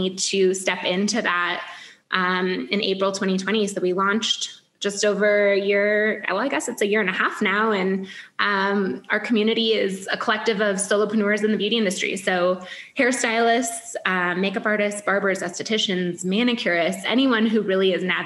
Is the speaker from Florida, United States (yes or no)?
no; Michigan, United States; moved away as an adult; now in Chicago, United States; I'm from the Midwest originally. I grew up in Michigan. I moved to Chicago, 20 years old